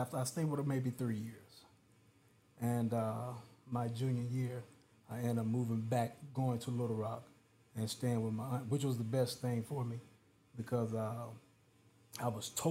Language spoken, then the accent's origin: English; Pine Bluff, Arkansas, United States; I grew up in Pine Bluff, Arkansas